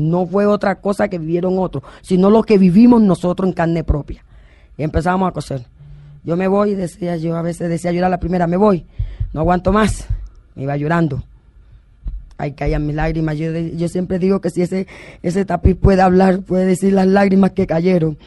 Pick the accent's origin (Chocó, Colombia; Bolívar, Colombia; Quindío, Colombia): Bolívar, Colombia; San Cristóbal; also born or lived in Mampuján, Bolívar; de otro pueblo de Bolívar llamado San Cristóbal, cerquita de Carmen de Bolívar